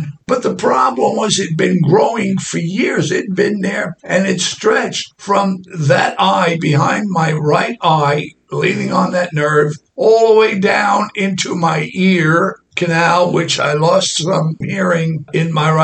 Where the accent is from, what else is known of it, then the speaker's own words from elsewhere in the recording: New York City, New York, United States; I come from Brooklyn, New York